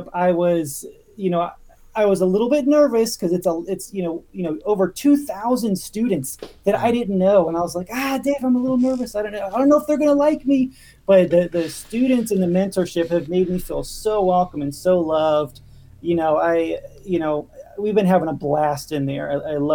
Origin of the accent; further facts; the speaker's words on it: Outer Banks, North Carolina, United States; moved away; also born or lived in Ohio; We grew up on the Outer Banks, which mm-hmm. is a special place.